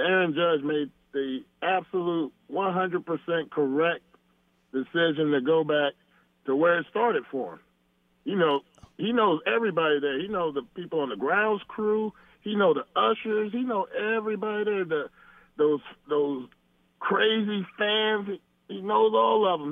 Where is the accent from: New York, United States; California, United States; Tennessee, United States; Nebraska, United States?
California, United States; Camarillo; I grew up here in Camarillo, love it here